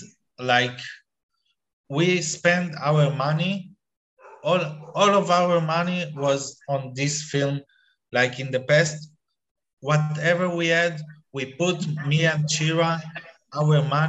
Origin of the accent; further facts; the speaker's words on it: Israel; suddenly I'm from Israel